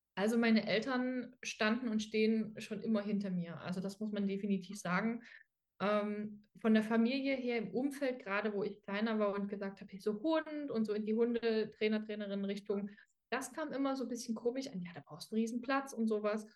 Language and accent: German; Dresden, Saxony, Germany; ich komme aus Dresden